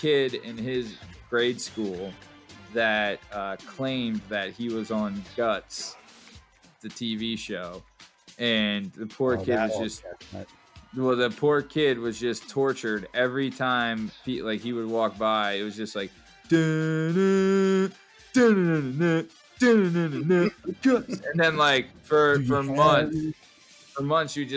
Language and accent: English; Pennsylvania, United States; I'm from Pennsylvania